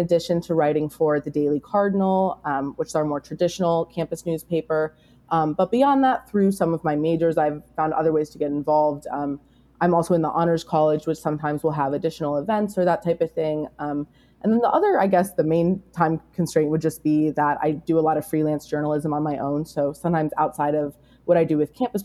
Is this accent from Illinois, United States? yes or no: yes; Chicago suburbs, Illinois, United States; moved away as an adult; now in Madison, United States; I'm originally from the Midwest, from the Chicago suburbs